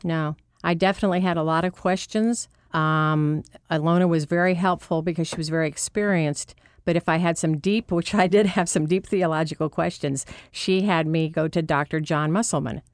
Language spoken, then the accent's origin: English; Orrville, Ohio, United States; also born or lived in Massillon, Ohio; my hometown is actually Orville, Ohio